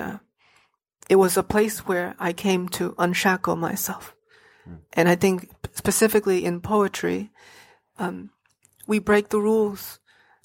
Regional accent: Hartford, Connecticut, United States; I grew up in Hartford, and Hartford is a very tough neighborhood

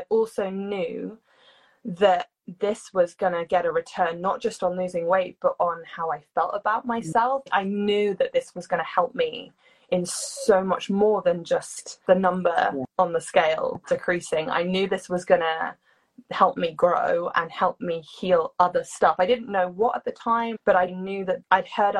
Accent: United Kingdom; I'm British

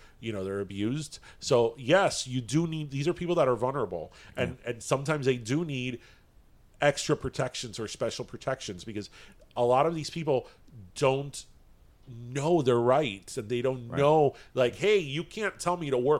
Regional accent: Florida, United States; We are from Florida

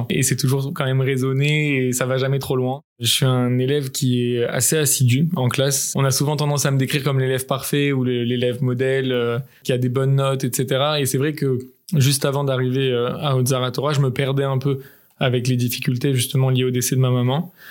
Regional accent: Paris, Île-de-France, France; Je suis né à Paris, j'ai grandi euh, au sein d'une famille de confession juive, entourée de mes trois grands frères et ma grande sœur.

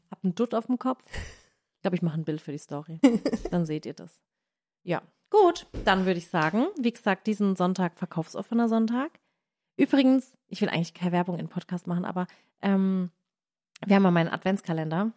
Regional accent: Baden-Württemberg, Germany; accent: Badisch; badisch von uns

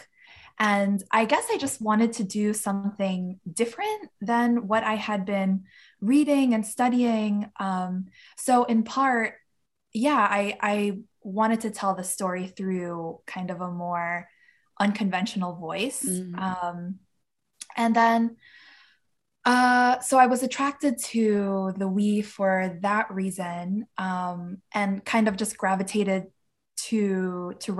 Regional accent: New York City, New York, United States; Queens, New York, which is actually my hometown

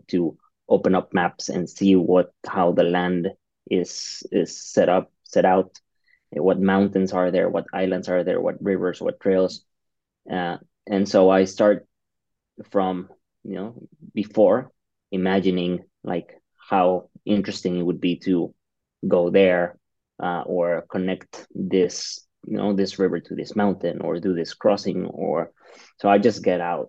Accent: Mexico City, Mexico; I'm from Mexico City

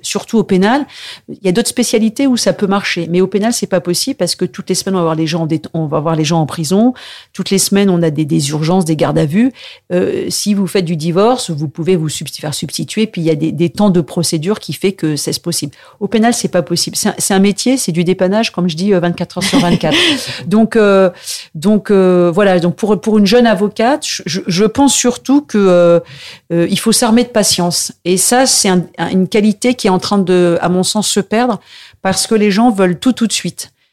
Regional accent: Paris, Île-de-France, France; je suis vraiment un pur produit, euh, enfin, je de, province, mais je suis né à Paris.

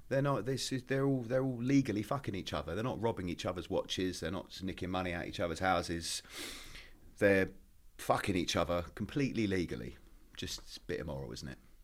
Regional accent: Maidstone, South East England, United Kingdom; moved away as an adult; also born or lived in Essex / London; I grew up in Kent, a little town called Maidstone.

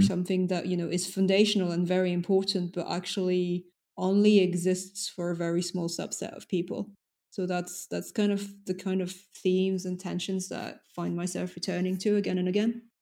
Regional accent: France; first language French; English is a second language; moved away; also born or lived in United States / London; Then I was raised in France.

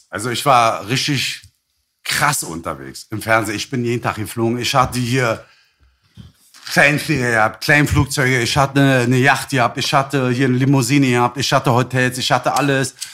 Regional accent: Berlin, Germany; ich war Friedenauer.

